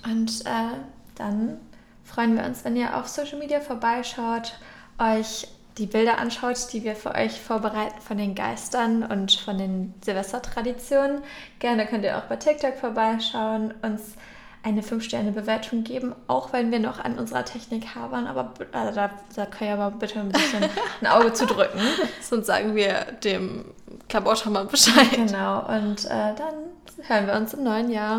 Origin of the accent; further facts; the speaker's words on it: Northern Germany, Germany; bei uns im Norden kennt man natürlich die Klabautermänner.